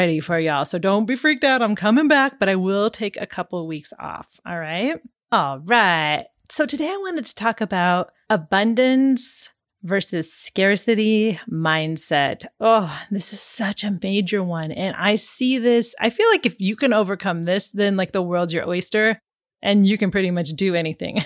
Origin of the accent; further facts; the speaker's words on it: Pacific Northwest, United States; moved away; growing up in the Pacific Northwest